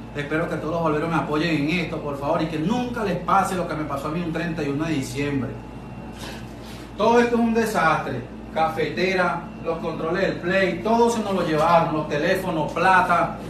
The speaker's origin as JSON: {"language": "Spanish", "country": "Venezuela", "also_born_or_lived": "Colombia", "moved": "as an adult", "lives_now": "Maracay, Venezuela", "said": "volví a mi país"}